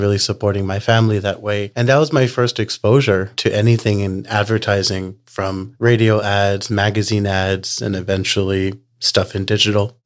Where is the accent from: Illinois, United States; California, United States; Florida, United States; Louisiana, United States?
Louisiana, United States; New Orleans; now in Texas, United States; I pretty much have been in Texas for uh, about last 20 years, but I was born and raised in New Orleans.